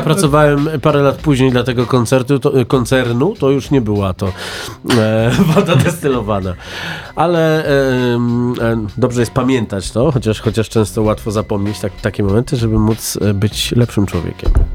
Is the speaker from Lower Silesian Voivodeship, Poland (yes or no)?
yes; near Prochowice, Lower Silesian Voivodeship, Poland; moved away; z Prochowic, które mm. były 14 km od mojego rodzinnego miasta